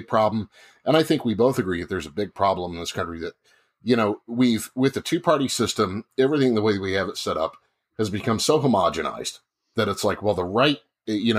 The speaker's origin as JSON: {"language": "English", "region": "Northern Illinois", "country": "United States", "tie": "born or raised there", "said": "I grew up in Northern Illinois"}